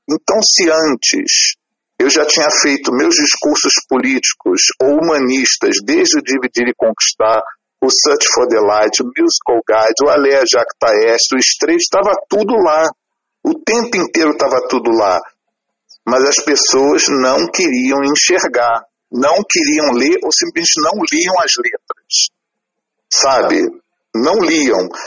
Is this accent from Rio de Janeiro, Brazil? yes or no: yes; Rio de Janeiro, Brazil; como carioca, e por estar tá fazendo o primeiro show na cidade que eu nasci